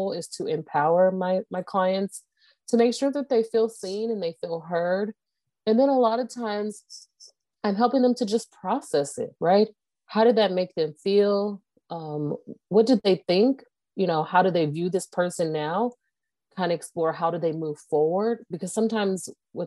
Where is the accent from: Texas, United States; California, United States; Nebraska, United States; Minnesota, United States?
California, United States; Moreno Valley; moved away as an adult; also born or lived in Los Angeles, California; now in Phoenix, United States; I am originally born and raised in Los Angeles, California, raised in Moreno Valley, California